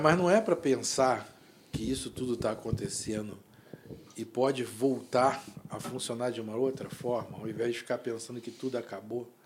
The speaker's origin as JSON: {"language": "Portuguese", "region": "Rio de Janeiro", "country": "Brazil", "said": "a gente é da Zona Oeste"}